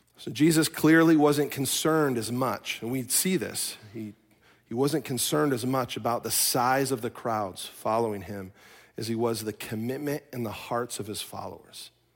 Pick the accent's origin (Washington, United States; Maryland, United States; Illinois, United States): Illinois, United States; Chicago; now in Minnesota, United States; I am from Chicago